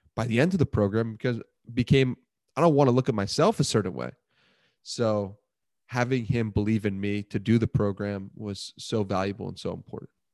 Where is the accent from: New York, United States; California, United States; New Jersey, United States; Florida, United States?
New York, United States; Port Washington; Grew up in this beautiful place called Port Washington, New York